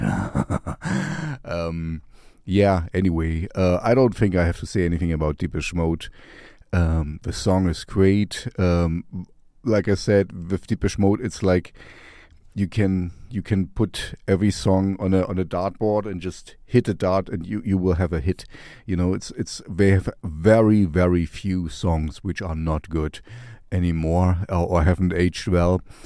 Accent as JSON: {"language": "English", "region": "East Germany", "country": "Germany", "tie": "born or raised there", "said": "I grew up in East Germany, you know, behind the Iron Curtain, in the Russian zone"}